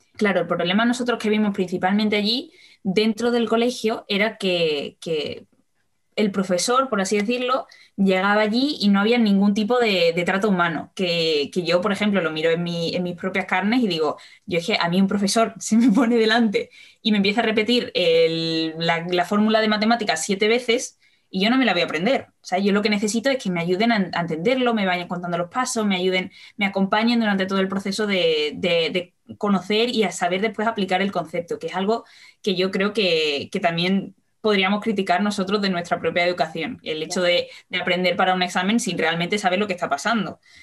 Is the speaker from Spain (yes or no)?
yes; Seville, Andalusia, Spain; yo soy de Sevilla